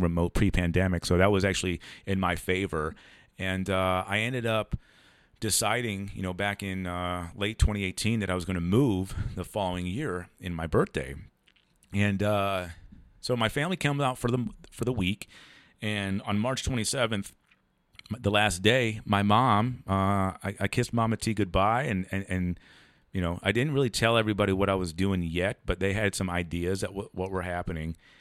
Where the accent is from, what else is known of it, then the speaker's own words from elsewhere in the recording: Ohio, United States; moved away as an adult; also born or lived in San Diego; we're all from Ohio